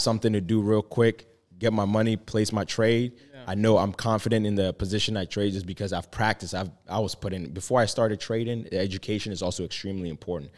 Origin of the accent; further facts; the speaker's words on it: Ghana; moved away; I was born and raised in Ghana